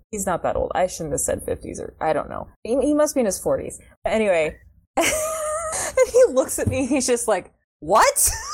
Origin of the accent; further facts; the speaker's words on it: United States; I'm American